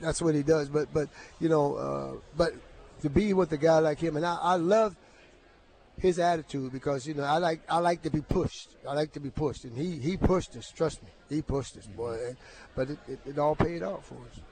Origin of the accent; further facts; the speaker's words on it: Beaver County, Pennsylvania, United States; moved away; the University of Pittsburgh, of course, was not not far from from my hometown, about 30 minutes away.